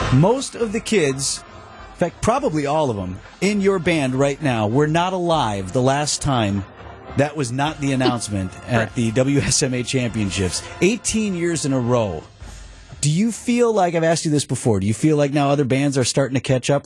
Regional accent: Wauwatosa, Wisconsin, United States; I'm from Wauwatosa East

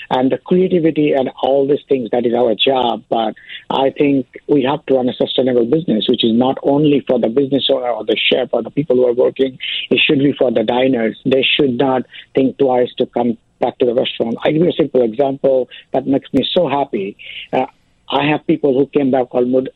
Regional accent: suburb of Calcutta, West Bengal, India; moved away as an adult; also born or lived in London / Dubai / San Francisco / New York; now in Chicago, United States; I born and raised in India, of course, in the suburb of Calcutta

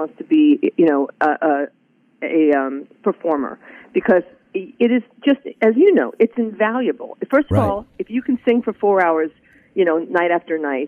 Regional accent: Los Angeles, California, United States; moved away as an adult; also born or lived in New York; Yes, I grew up in Los Angeles, even though I was born in New York

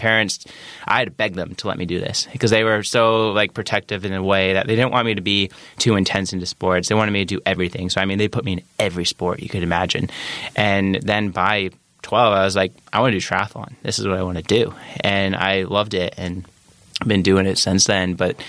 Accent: Geneva, Illinois, United States; moved away as an adult; I grew up in Geneva, Illinois, raised there, parents and one sister.

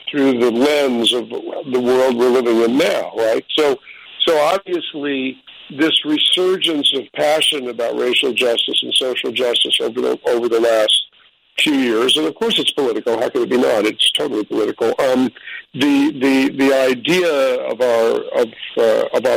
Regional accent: New York City, New York, United States; I'm a New Yorker

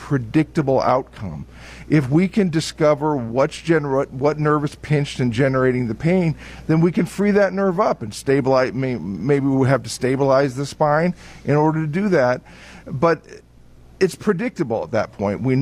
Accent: Muncie, Indiana, United States; now in Beaver Dam, United States; Originally from Muncie, Indiana.

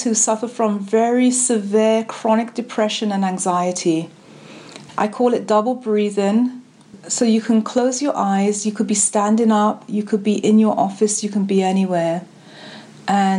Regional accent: London, United Kingdom; now in United States; I'm from London and my family from the Caribbean. Now I live here.

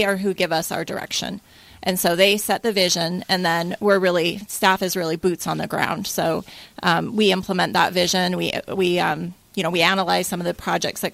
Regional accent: West Valley City, Utah, United States; moved away as an adult; now in Washington City, United States; I'm originally from up north, as they say it down here.

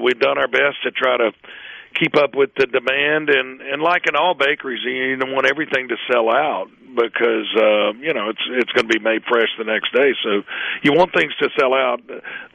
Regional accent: Hattiesburg, Mississippi, United States; I grew up in Midtown Hattiesburg

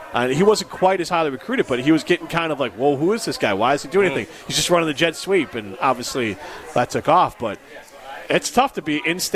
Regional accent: Cedarburg, Wisconsin, United States; He actually did something in my hometown of Cedarburg.

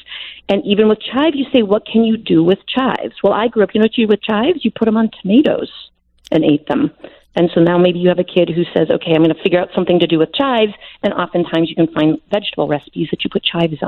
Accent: Wisconsin, United States; I grew up in Wisconsin

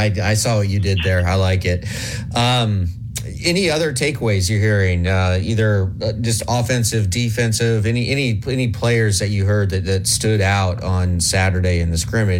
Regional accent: Nebraska, United States; when I was growing up in Nebraska, we got all the Braves games

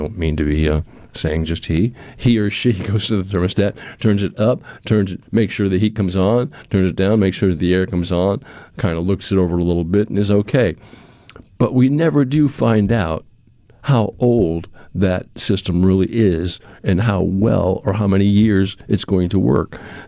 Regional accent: Pearl, Mississippi, United States; it was a game that Pearl was playing, because I'm from Pearl, and she, of course, is a principal in Pearl

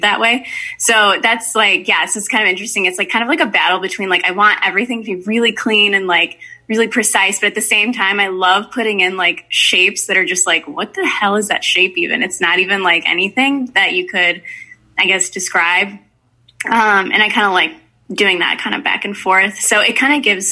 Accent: Berwyn, Illinois, United States; now in Chicago, United States; I grew up in Berwyn

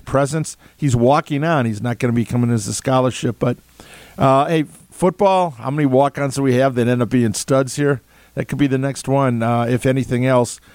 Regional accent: Madison, Wisconsin, United States; i was born in Madison. I'm born to be a Badger. I, my degrees are from here.

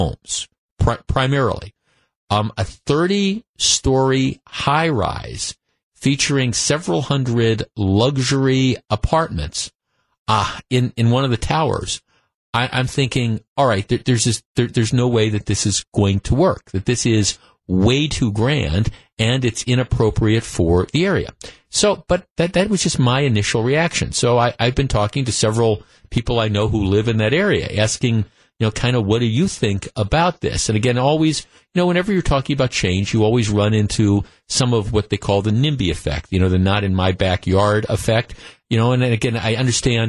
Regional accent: North Shore, Wisconsin, United States; I grew up in the North Shore. I've lived in the North Shore most of my life

